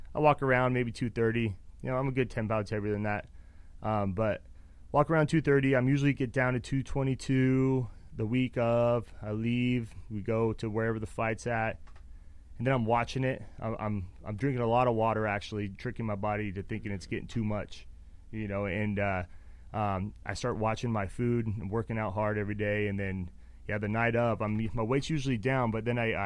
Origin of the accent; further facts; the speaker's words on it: Reno, Nevada, United States; moved away as an adult; also born or lived in Phoenix, Arizona; I'm from Reno, Nevada